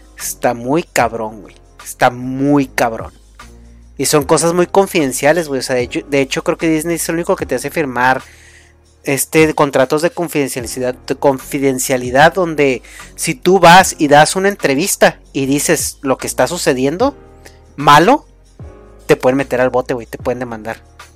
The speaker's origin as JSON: {"language": "Spanish", "country": "Mexico", "said": "soy mexicano"}